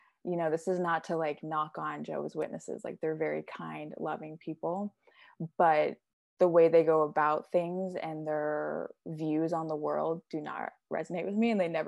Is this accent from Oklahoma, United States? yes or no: yes; Oklahoma, United States; also born or lived in California; I was born in California, went back and forth between California and here in Oklahoma. So I spent about 9 years total in California, Southern California to be exact